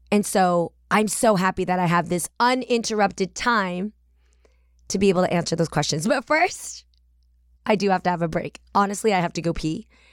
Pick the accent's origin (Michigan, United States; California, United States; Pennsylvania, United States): California, United States; the Bay Area; I'm from the Bay